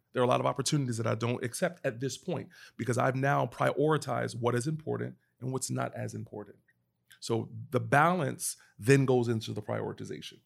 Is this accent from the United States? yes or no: yes; Pennsylvania, United States; now in Atlanta, United States; I live in Atlanta now, but I'm originally from Pennsylvania